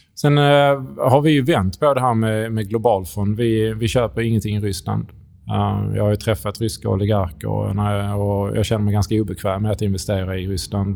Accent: Skåne, Sweden; accent: Scanian; kom från Skåne

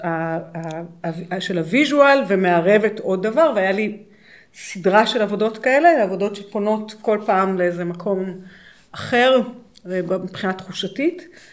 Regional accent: Israel; למרות שאני נולדתי פה

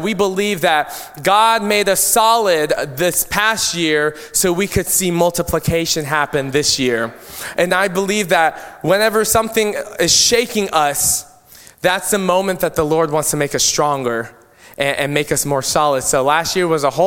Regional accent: Philippines; I'm Filipino and I have a lot of my Filipino culture that I value.

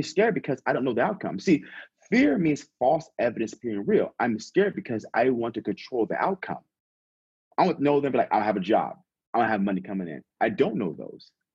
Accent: San Diego, California, United States; also born or lived in Las Vegas / Silicon Valley; I'm born and raised in California. I'm from San Diego originally

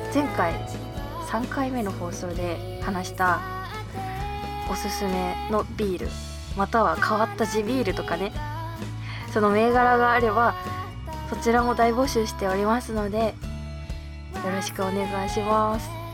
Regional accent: Abashiri, Hokkaido, Japan; 私、まあ、地元が北海道の網走市なんですけど

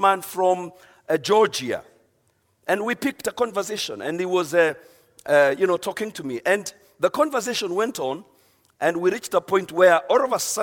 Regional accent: Kenya; I'm from Kenya

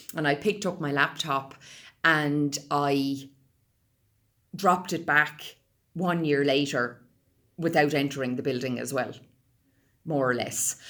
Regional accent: Roundwood, Leinster, Ireland; I grew up on a small uh, beef and sheep farm outside of Roundwood Village in County Wicklow

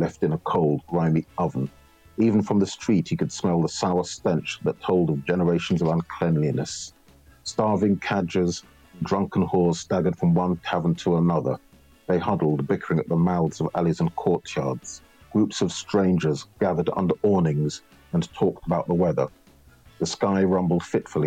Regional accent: Middle England, United Kingdom; now in London, United Kingdom; I grew up in Middle England, in fact, fairly rural Middle England

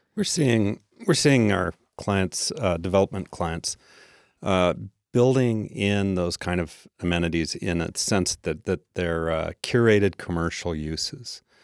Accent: Tacoma, Washington, United States; I grew up mostly in Tacoma

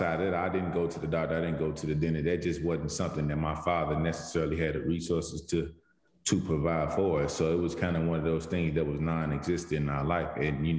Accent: St. Louis, Missouri, United States; moved away as an adult; also born or lived in Jefferson City, Missouri / North Carolina; growing up in St. Louis, obviously, you know, St. Louis, and then the 4 years I spent in Jefferson City

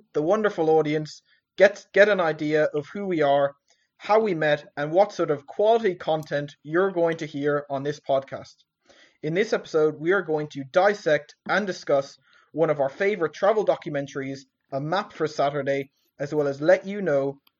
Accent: Ireland; I grew up in a small village in the southwest coast of Ireland

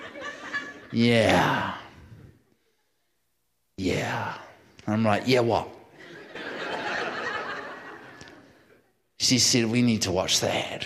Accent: New Zealand; now in California, United States; I'm a New Zealander.

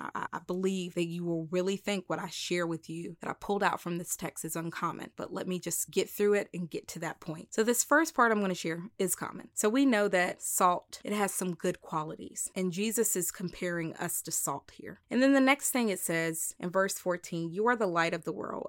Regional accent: the South, United States; I am from the country, like, I'm from the South

